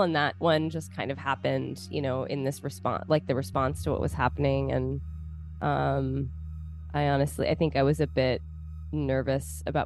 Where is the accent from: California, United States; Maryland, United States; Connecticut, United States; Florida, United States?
Maryland, United States; Baltimore; I was born in Baltimore, Maryland. Grew up here